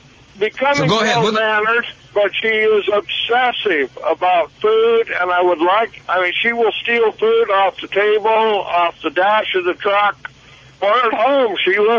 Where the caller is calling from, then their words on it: California, United States; I'm actually out in Northern California today. I'm a truck driver.